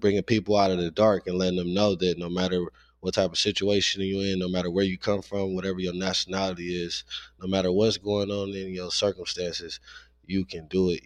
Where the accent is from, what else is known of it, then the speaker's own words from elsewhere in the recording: Los Angeles, California, United States; growing up in South Central